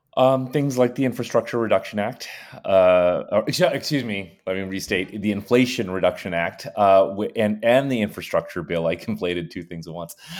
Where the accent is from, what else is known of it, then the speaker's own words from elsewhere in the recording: India; moved away; I was born in India